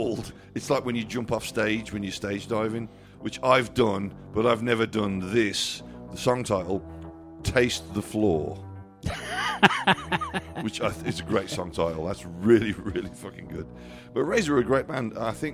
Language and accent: English; Canada; We're Canadian, so we'll just start early.